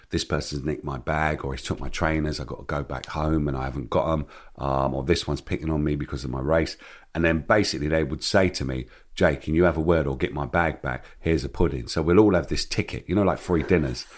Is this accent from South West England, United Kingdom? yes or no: no; London, United Kingdom; growing up in Hackney